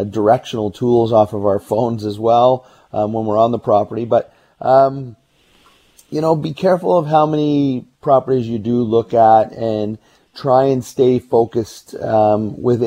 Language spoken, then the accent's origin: English; Burnaby, British Columbia, Canada; I grew up in Burnaby